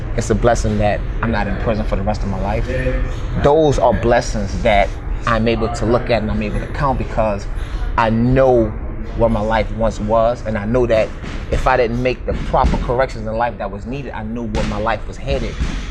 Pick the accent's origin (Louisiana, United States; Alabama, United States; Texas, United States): Louisiana, United States; New Orleans; I grew up in New Orleans, Louisiana